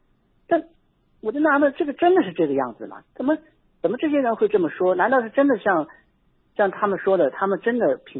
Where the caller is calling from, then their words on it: Yunnan, China; 啊，我是云南这边打过来的。